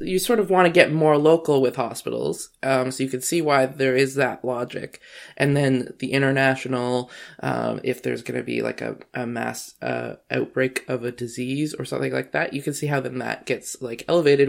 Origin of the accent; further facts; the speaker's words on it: Canada; I'm Canadian